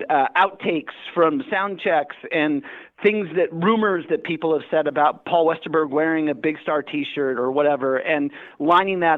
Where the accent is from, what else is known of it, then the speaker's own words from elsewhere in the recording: Redondo Beach, Hermosa Beach, Manhattan Beach area, Southern California, United States; Growing up in Southern California in the 80s, I grew up in the Redondo Beach, Hermosa Beach, Manhattan Beach area.